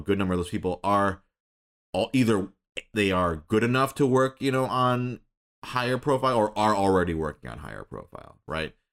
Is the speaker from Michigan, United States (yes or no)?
yes; Michigan, United States; moved away as an adult; also born or lived in Minnesota; I was born in Minnesota, grew up in Michigan